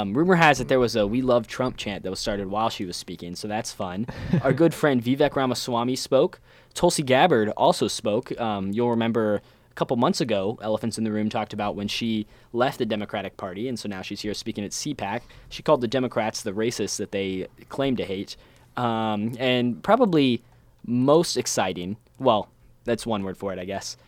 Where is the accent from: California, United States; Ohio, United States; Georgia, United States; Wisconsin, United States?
Ohio, United States; my home state of Ohio